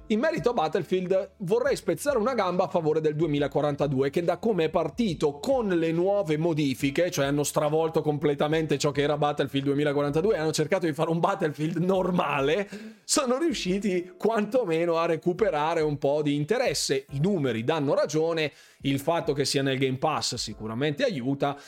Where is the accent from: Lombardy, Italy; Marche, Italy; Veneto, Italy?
Lombardy, Italy; Bergamo; io sono bergamasco